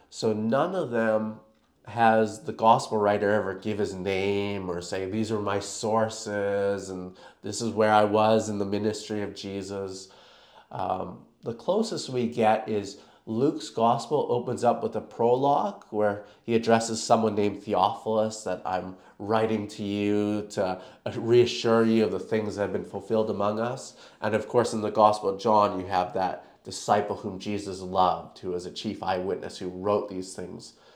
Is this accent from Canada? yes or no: yes; Canada; moved away as an adult; now in Perth, Australia; I'm actually from Canada, um, where I was born and raised.